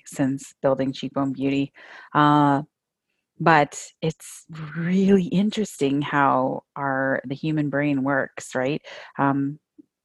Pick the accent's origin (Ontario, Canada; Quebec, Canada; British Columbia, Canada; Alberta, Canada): Ontario, Canada; St. Catharines; also born or lived in Toronto / Northwest Angle 33; I grew up right here, actually, in St. Catharines, where I live today with my family